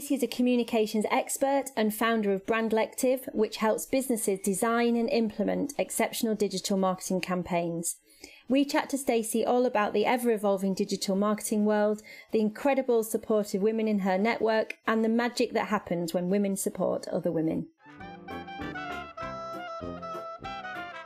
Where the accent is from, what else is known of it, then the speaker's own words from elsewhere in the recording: the North of England, United Kingdom; as a Northerner